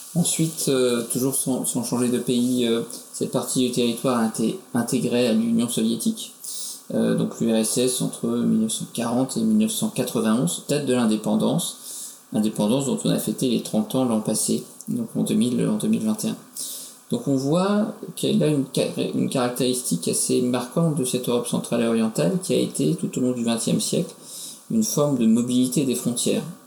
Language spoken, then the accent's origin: French; France; nous en tant que Français